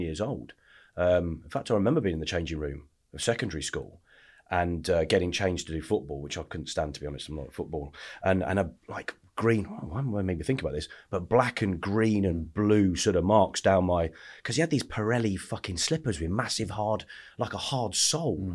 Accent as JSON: {"language": "English", "town": "Lichfield", "region": "West Midlands", "country": "United Kingdom", "tie": "born or raised there", "also_born_or_lived": "Essex", "said": "Where I grew up. I grew up in the Midlands."}